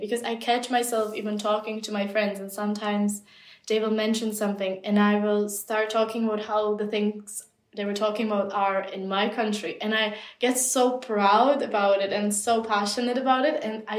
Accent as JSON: {"language": "English", "country": "Czechia", "first_language": "Czech", "second_language": "English", "said": "I feel a lot stronger connection to my home country now than I ever did. It's a bit strange, but I will find myself on certain days just craving to listen to the Czech language, or just craving to be just immersed in my own culture"}